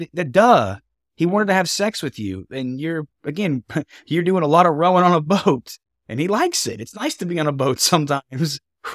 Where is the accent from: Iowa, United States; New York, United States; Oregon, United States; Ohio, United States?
Ohio, United States; You're from Portugal. I'm from Redneckville, Ohio. We do not have gondolas.